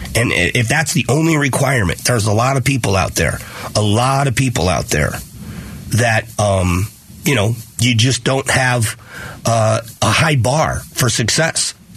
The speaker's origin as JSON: {"language": "English", "town": "Fort Myers", "region": "Florida", "country": "United States", "tie": "born or raised there", "moved": "yes", "lives_now": "Phoenix, United States", "said": "I grew up in Fort Myers"}